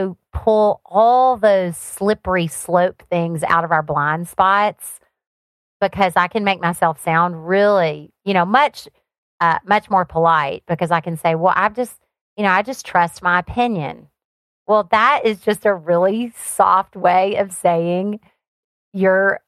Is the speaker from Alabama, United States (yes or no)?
yes; Alabama, United States; moved away as an adult; also born or lived in Seattle, Washington; now in Florida, United States; So I grew up on a farm in Alabama. That's where my accent came from.